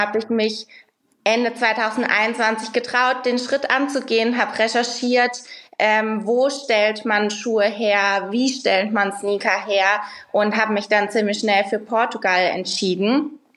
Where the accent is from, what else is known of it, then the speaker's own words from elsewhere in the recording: Rhineland-Palatinate, Germany; moved away; ich komme aus der Pfalz ursprünglich